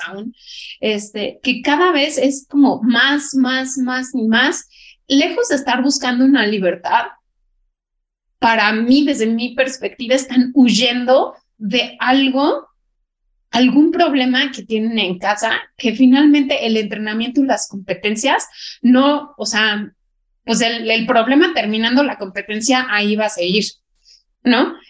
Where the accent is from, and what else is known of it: Mexico